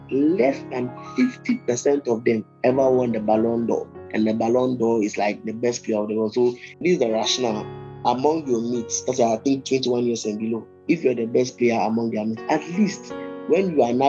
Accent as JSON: {"language": "English", "country": "Ghana", "said": "I'm a Ghanaian"}